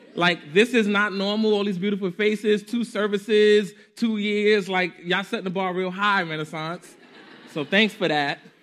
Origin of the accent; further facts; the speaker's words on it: New York City, New York, United States; I am a Harlemite. I am a New Yorker through and through